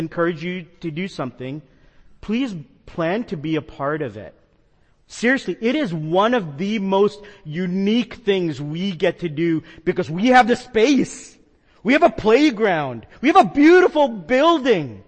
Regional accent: the Northeast, New York Metro, United States; moved away; I grew up with fog in the Northeast, being next to the ocean in New York Metro

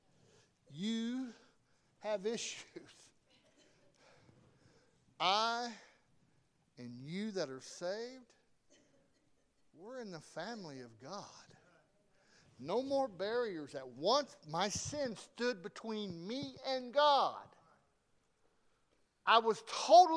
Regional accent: the South, United States; I'm from the South

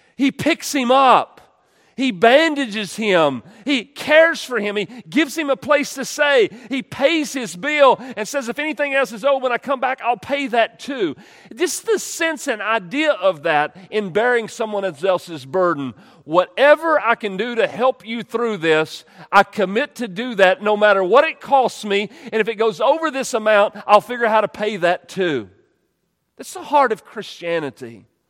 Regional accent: United States; we're American

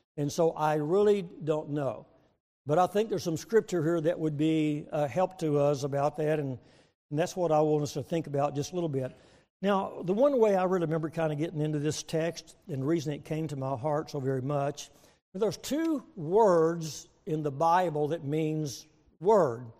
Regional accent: Waco, Texas, United States; moved away as an adult; also born or lived in Springfield, Missouri; now in Oklahoma, United States; we're from Oklahoma at least for the last um, 50 years, but I was born and raised in Texas

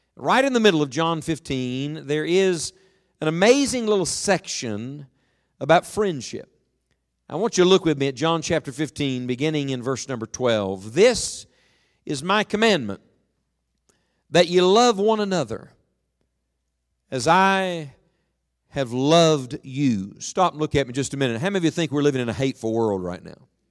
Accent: Beckley, West Virginia, United States; I was from West Virginia, from Beckley

